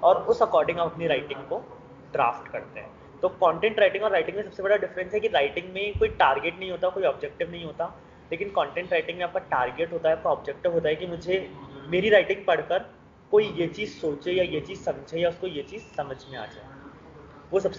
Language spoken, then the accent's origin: Hindi; Jaipur, Rajasthan, India; मैं जयपुर सिटी से बिलोंग करता हूँ और जयपुर से एक हमेशा से अटूट नाता रहा है मेरा